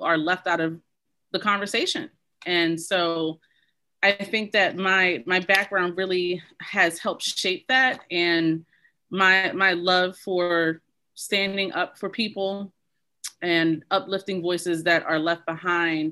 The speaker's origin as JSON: {"language": "English", "town": "Baltimore", "region": "Maryland", "country": "United States", "tie": "born or raised there", "said": "I grew up in Baltimore City, was raised by a single mother"}